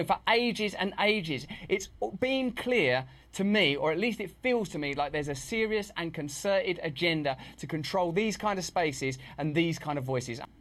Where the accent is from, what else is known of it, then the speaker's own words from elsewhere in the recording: England, United Kingdom; I'm English